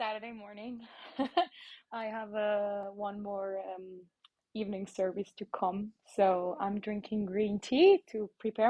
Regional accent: Nussbaumen, Aargau, Switzerland; accent: slightly American; English is a second language; I grew up in Aargau. That's it, yeah, in Nussbaumen. And my mom is from China and my dad is from Germany. But I'm Swiss since forever.

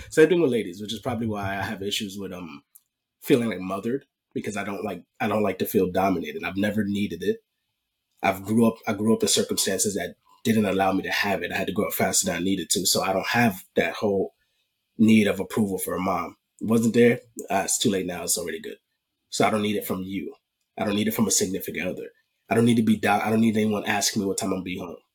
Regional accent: New York, United States; born and raised in New York

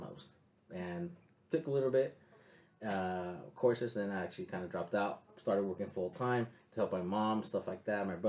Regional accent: San Diego, California, United States; I grew up in the South Bay, and I lived in San Isidro for basically most of my life. So kind of not the best area to live in, you know, growing up.

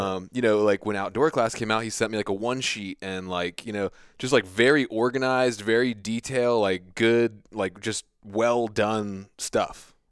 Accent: United States; I grew up on the Chesapeake Bay

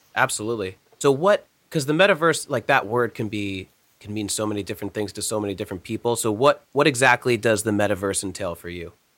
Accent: New Jersey, United States; growing up in New Jersey

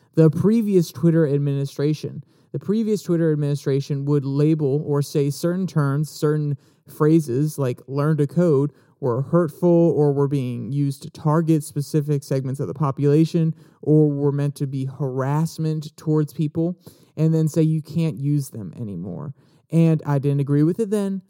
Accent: Warrenton, United States; my hometown of Warrenton, well, my closest hometown. My actual hometown is absolutely tiny, but one of the towns around us, Warrenton

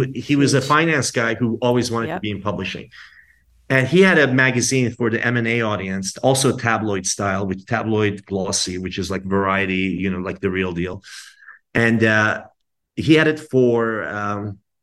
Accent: Maryland, Virginia, DC area, United States; moved away as an adult; also born or lived in Iran; now in New York, United States; I grew up in the Maryland, Virginia, DC area.

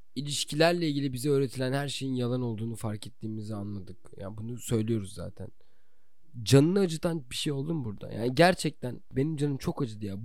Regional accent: Çanakkale, Turkey; moved away as an adult; also born or lived in Istanbul; now in Canada; ben Çanakkale'liyim

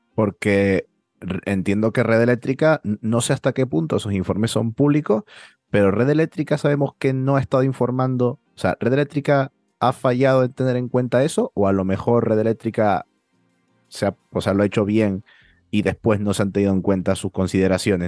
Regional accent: Canary Islands, Spain

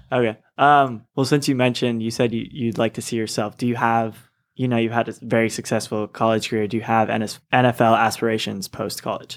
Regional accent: Seattle, Washington, United States; I'm from Seattle, Seahawks fan

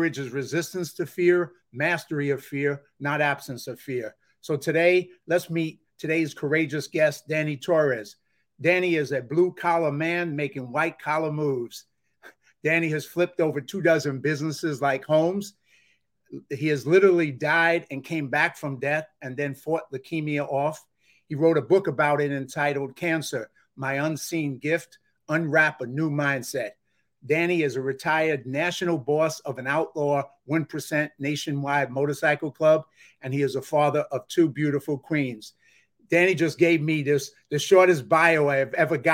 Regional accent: New York, United States; I'm from New York

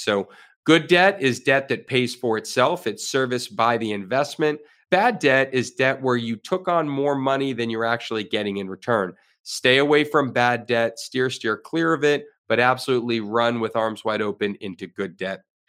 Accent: Florida, United States; I am a Florida resident. I have been my whole life

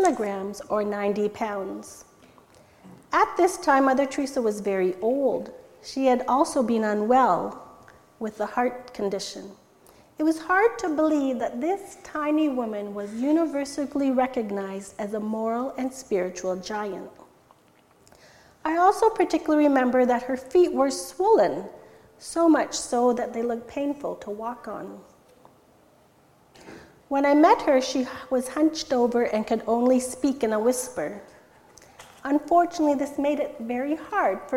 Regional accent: Stayner, Ontario, Canada; English is a second language; also born or lived in India; Almost immediately upon arriving in Canada, I was enrolled in Bing Public School in Stayner

